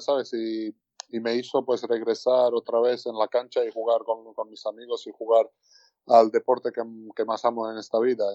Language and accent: Spanish; Tbilisi, Georgia; now in Gran Canaria, Spain; el capital de donde somos, bueno, de donde soy yo y, toda, toda mi familia también